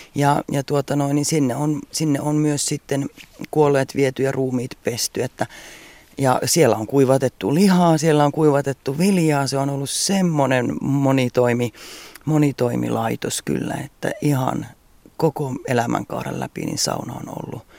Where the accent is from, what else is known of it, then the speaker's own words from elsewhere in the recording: Central Finland, Finland; mä olen keskisuomalainen, keskisuomalainen, mutta sitten mulla on myös ne Karjalan juuret